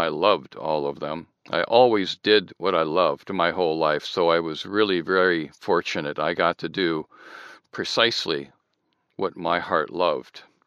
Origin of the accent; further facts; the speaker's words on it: Southern California, United States; also born or lived in Michigan; I'm now in Southern California. I've been here since I was eight